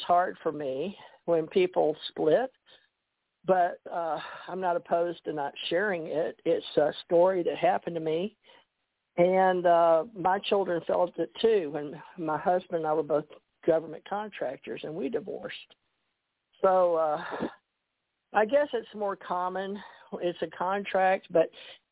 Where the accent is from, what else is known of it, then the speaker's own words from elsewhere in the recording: Houston, Texas, United States; also born or lived in Monroe, Louisiana / Kentucky; now in Gulf Breeze, United States; when I was growing up in Houston, we moved from Monroe to Houston when I was 11, 12, or ninth grade